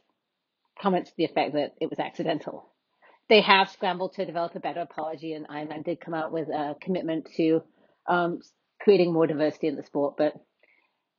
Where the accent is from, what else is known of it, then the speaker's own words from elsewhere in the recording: United Kingdom; now in United States; I'm a British white woman